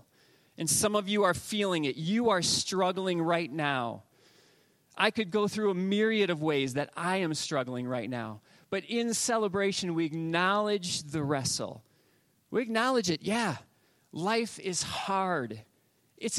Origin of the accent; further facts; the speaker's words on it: Northwest Ohio, United States; growing up in Northwest Ohio, it was all things sports